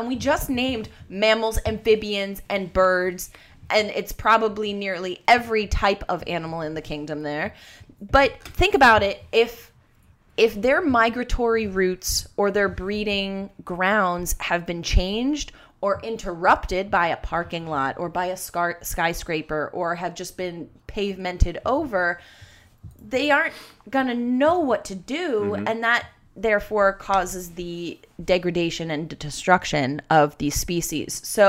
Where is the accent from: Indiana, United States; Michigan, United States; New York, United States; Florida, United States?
Florida, United States; And for a time, I grew up in Florida, but they wanted to sell that house and like get their own property.